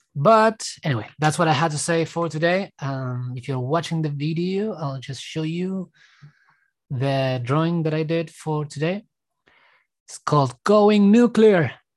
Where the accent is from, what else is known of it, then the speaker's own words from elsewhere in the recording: Argentina; now in Australia; I was born in Argentina, I left, I'm living now in Australia